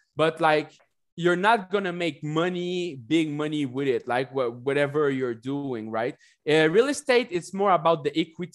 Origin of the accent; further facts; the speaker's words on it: Canada; I'm from Canada.